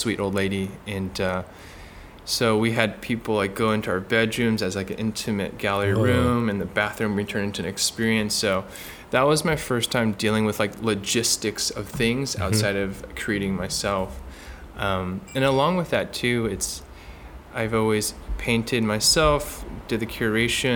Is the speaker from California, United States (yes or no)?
yes; Bay Area, California, United States; born and raised in the Bay Area, so about 45 minutes south of San Francisco